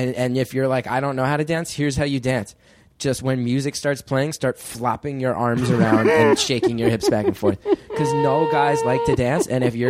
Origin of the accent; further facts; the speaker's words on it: West Orange, New Jersey, United States; moved away as an adult; now in New York City, United States; In West Orange, New Jersey, as was David Cassidy, who was on the Partridge Family. A long lineage of teen idols have been raised in my town.